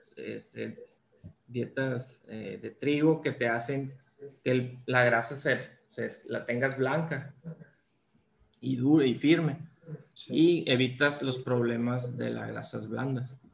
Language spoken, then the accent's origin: Spanish; Ciudad Obregón, Sonora, Mexico; yo soy originario aquí de Ciudad Obregón